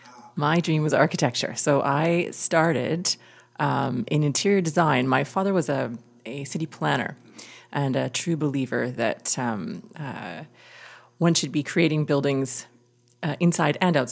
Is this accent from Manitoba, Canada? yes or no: yes; Winnipeg, Manitoba, Canada; moved away; also born or lived in Vancouver / Kitchener; I grew up in Winnipeg.